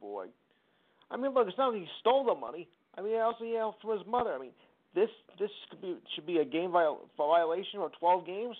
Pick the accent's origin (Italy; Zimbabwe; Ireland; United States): United States; New Jersey; I am from Jersey